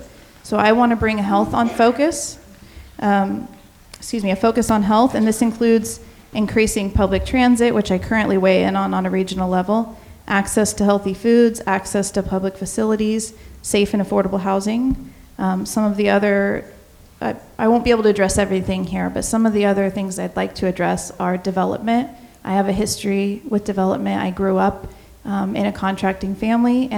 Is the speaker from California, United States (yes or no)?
no; Brookings, Oregon, United States; also born or lived in Jackson County, Oregon; I am from Brookings